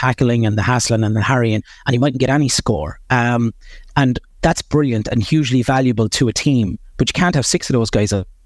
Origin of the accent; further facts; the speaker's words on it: Kilkenny, Leinster, Ireland; I was born in Kilkenny Hospital, right in the middle of Kilkenny City, and, uh, at the time my parents were living just on the border between Bennett's Bridge and Danes Fort